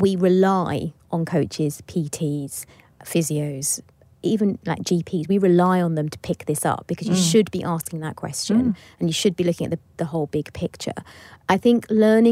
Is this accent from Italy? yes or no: no; Bath, South West England, United Kingdom; So finally in my hometown